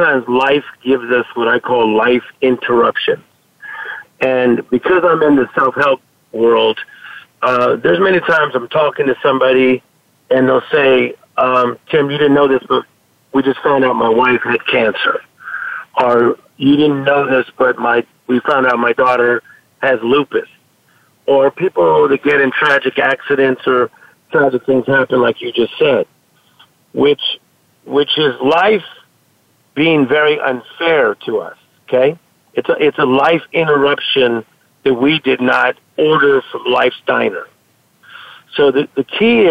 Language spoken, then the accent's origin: English; Compton, California, United States; I grew up in Compton, California